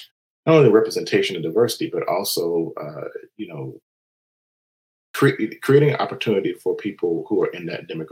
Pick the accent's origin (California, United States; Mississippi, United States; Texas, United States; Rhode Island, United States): Mississippi, United States; Florida; moved away; I grew up in a very agrarian, space in Mississippi. I'm from Mississippi originally